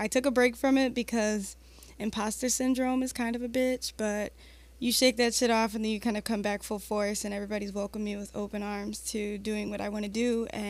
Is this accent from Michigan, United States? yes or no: yes; Detroit, Michigan, United States; also born or lived in Redford, Michigan; I'm from Detroit, but my parents put me in Redford School Systems because it was better.